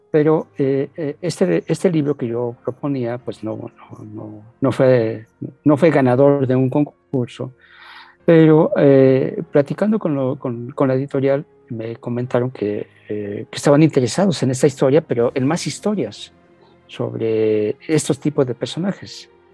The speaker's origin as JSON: {"language": "Spanish", "country": "Mexico", "tie": "born or raised there", "said": "nosotros también acá crecimos con, con la cumbia, con García Márquez, hay muchos referentes de Colombia en México"}